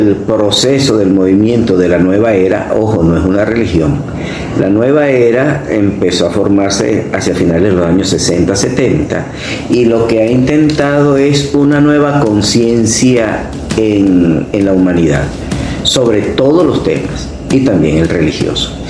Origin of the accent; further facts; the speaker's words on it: Caracas, Capital District, Venezuela; moved away as an adult; also born or lived in Barcelona, Venezuela; now in Valencia, Venezuela; salesiano, caraqueño, de 62 años